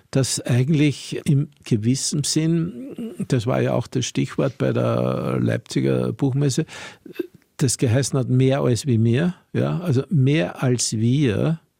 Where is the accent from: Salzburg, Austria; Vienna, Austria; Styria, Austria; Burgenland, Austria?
Salzburg, Austria; born or raised there